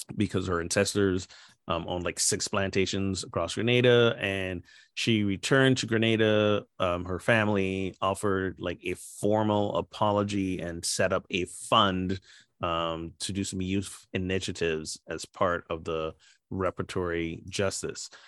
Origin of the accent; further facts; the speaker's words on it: Barbados; my home country of Barbados